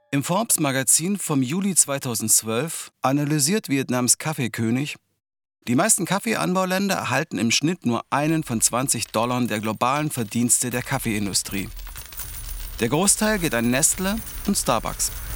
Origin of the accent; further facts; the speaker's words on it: Halle, Saxony-Anhalt, Germany; moved away as an adult; also born or lived in Berlin; Meine Eltern blieben in Halle. Ich ging nach dem Abitur nach Berlin